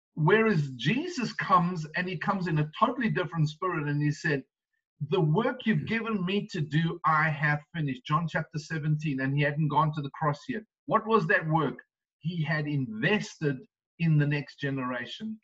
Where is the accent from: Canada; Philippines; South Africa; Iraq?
South Africa; now in United States; being South African